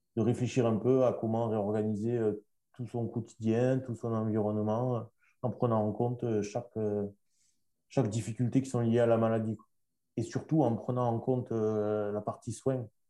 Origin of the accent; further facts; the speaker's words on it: Toulouse, Occitania, France; de Toulouse, ma, ma ville natale aussi